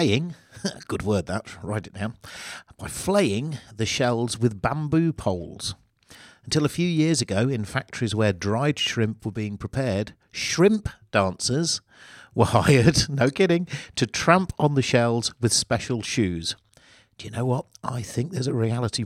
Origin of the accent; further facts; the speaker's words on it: United Kingdom; We're British